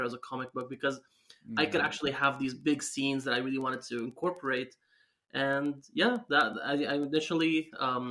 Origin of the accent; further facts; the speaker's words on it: Syria; English is a second language; I grew up in Syria